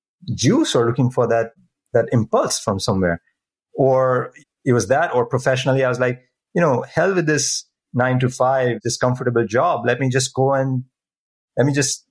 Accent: India; moved away; I'm originally from India. It's in my culture

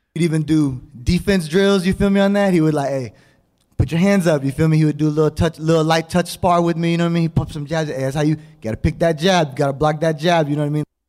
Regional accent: Houston, Texas, United States; I'm from Houston, Texas.

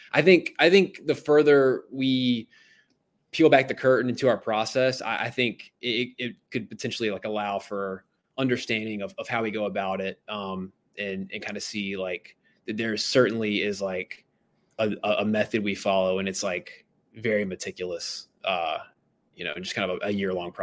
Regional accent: Myrtle Beach, South Carolina, United States; So I'm originally from Myrtle Beach, South Carolina. You know, grew up in South Carolina

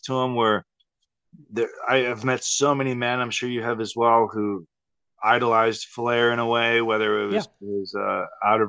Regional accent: Texas, United States; growing up in Texas.

